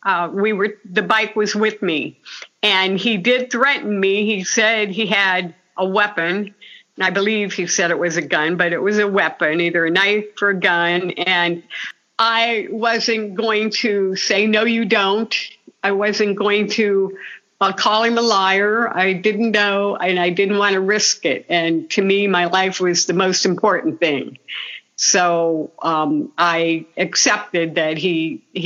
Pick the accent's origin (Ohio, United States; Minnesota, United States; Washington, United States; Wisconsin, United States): Ohio, United States; Portage Lakes; moved away as an adult; also born or lived in California; I was, Portage Lakes, Ohio, out on Canova Parnell Drive, just out in the rural area, surrounded by lakes. It was a beautiful place to grow up